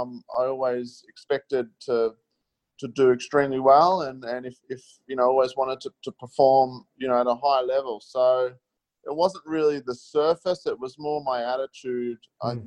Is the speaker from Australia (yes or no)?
yes; Melbourne, Victoria, Australia; I grew up in Melbourne and played a lot on early days on undercard.